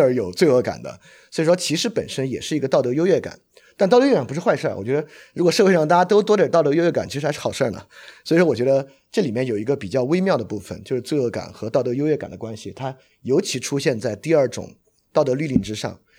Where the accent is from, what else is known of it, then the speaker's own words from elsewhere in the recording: Sichuan, China; 我来自四川嘛，我们那边有很多活杀吃法